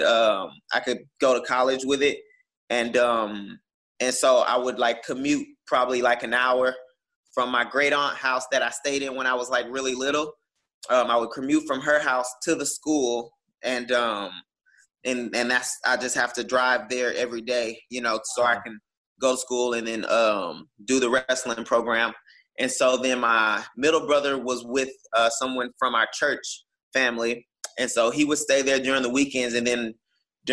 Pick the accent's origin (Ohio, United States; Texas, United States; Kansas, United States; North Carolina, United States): Texas, United States; Houston; I was coming from Houston